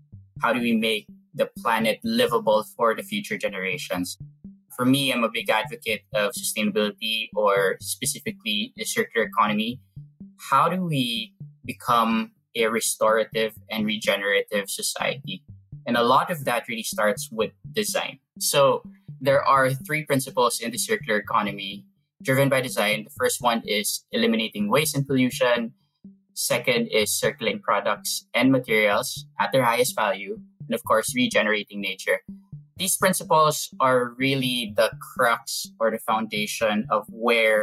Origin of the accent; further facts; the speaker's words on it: Philippines; I grew up in the Philippines feeling the effects of climate change.